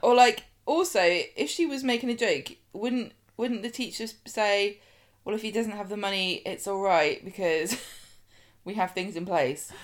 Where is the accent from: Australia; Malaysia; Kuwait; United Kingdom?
United Kingdom; we down south